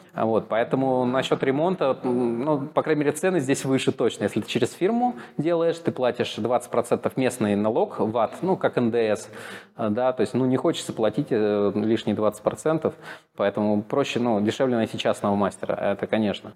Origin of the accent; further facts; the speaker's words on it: Moscow, Russia; moved away as an adult; now in Sofia, Bulgaria; Я из Москвы